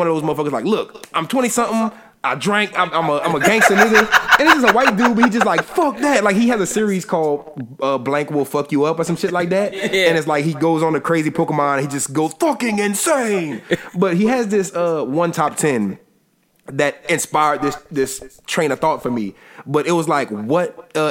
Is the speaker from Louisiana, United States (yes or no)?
yes; Louisiana, United States; I'm from Louisiana